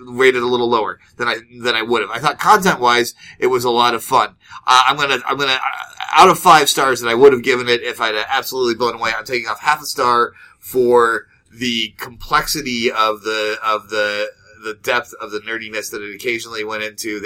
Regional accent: Midwest, United States; we're from the Midwest and we're really polite

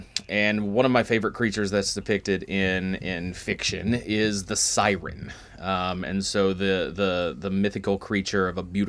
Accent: Maysville, Kentucky, United States; because I'm from Maysville

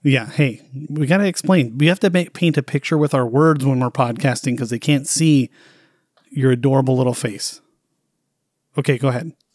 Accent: United States; typical stupid American

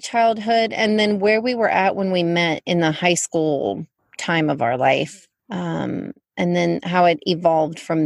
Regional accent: Fort Worth, Texas, United States; I was born in Fort Worth

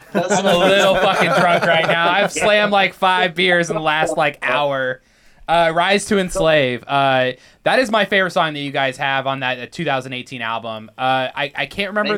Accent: Danville, Illinois, United States; now in Dubuque, United States; Riley and I are not originally from Iowa at all. Like, we're from Illinois. Okay. We come from a town called Danville.

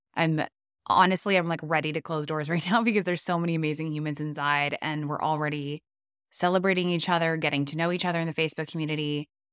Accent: Canada; I'm Canadian

